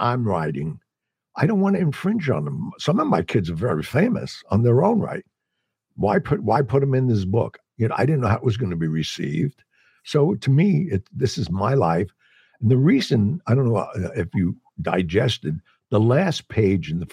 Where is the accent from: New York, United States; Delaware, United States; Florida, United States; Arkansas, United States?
New York, United States; New York City; New York City, all my life